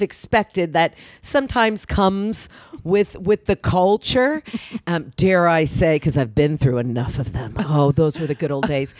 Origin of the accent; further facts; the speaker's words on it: Oklahoma, United States; moved away; I grew up in Oklahoma, mm-hmm. and I didn't really know a lot, and I grew up Jewish in Oklahoma